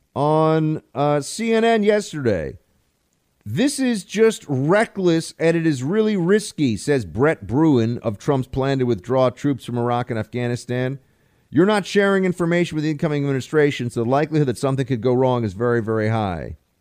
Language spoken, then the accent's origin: English; United States; as an American